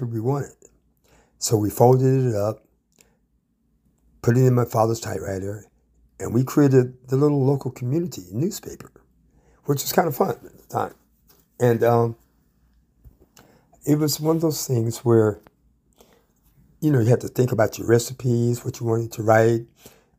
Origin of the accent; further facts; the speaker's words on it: Ann Arbor, Michigan, United States; I come from Ann Arbor, Michigan, the middle child of three children